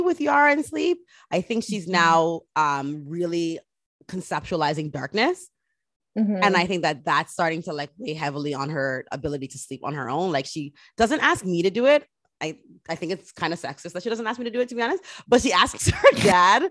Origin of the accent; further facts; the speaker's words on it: Jamaica; being Jamaican, we used to get Ray and Nephew on the tongue